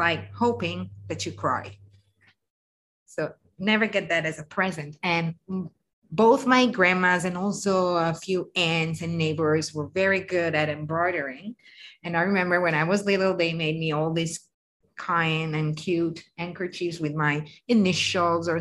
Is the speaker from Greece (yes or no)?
no; the North, northern Italy, Italy; I'm from the North